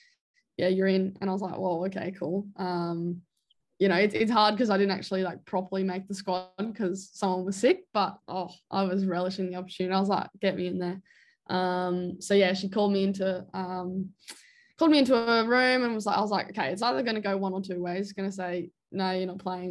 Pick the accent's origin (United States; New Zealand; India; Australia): Australia; as an Australian